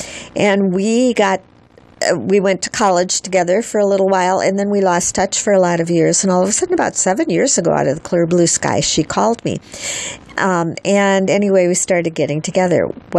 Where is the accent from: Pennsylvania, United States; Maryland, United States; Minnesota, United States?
Minnesota, United States; accent: Minnesota; I'm from Minnesota.